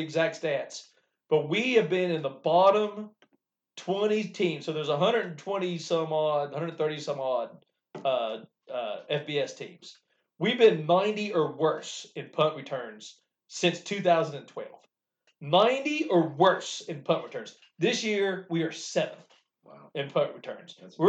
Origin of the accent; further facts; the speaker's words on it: West Virginia, United States; As a West Virginian... growing up in the Neyland area, as in West Virginia as a whole